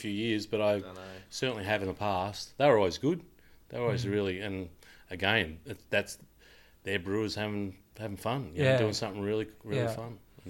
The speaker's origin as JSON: {"language": "English", "town": "Bendigo", "region": "Victoria", "country": "Australia", "tie": "born or raised there", "said": "I grew up in Bendigo where it was VB or Carlton Draft, right?"}